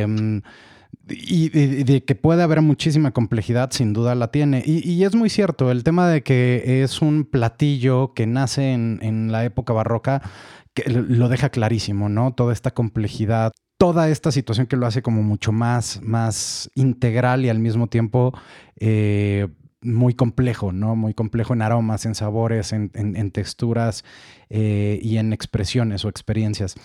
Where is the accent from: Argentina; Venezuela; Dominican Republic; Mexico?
Mexico; como mexicanos